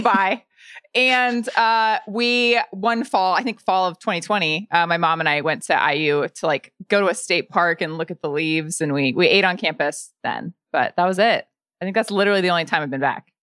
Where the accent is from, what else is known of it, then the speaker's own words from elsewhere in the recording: Lafayette, Indiana, United States; moved away; also born or lived in Bloomington, Indiana; I grew up in Lafayette, Indiana